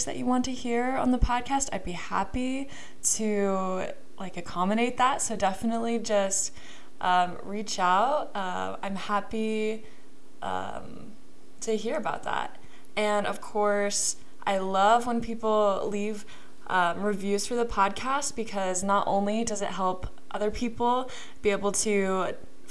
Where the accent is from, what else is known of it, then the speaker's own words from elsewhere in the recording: Kansas City, Missouri, United States; moved away; I am from Kansas City